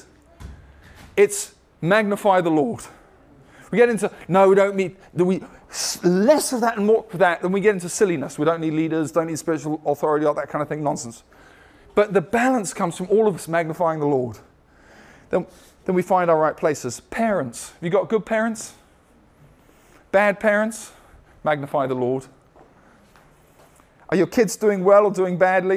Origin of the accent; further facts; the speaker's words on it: United States; as American Christians